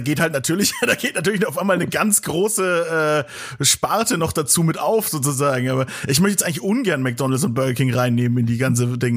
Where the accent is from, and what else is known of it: Nuremberg, Bavaria, Germany